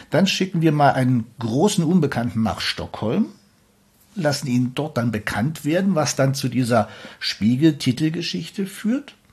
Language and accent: German; East Germany, Germany; Ja, ich bin da geboren und habe da ein paar Jahre gelebt.